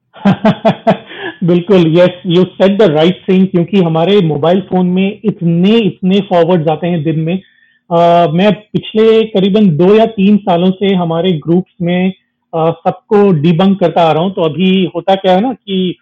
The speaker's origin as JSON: {"language": "Hindi", "region": "South India", "country": "India", "said": "मैं भी south Indian हूँ"}